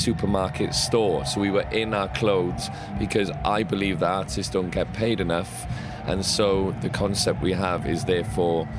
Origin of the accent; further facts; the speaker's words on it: Cardiff, Wales, United Kingdom; I'm from Cardiff.